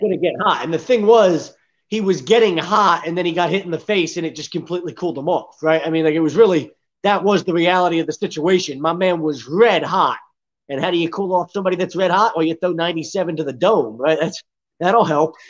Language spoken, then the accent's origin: English; Philadelphia, Pennsylvania, United States; moved away as an adult; now in Lakeland, Florida, United States; I'm from the Philly area